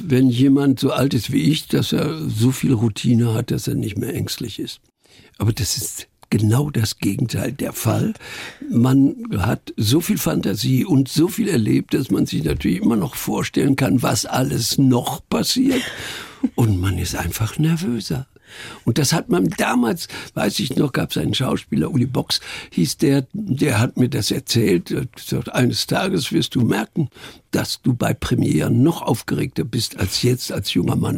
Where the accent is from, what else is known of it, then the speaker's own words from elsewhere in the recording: Iserlohn, North Rhine-Westphalia, Germany; moved away; also born or lived in Munich; Ich stamme aus Iserlohn im Sauerland.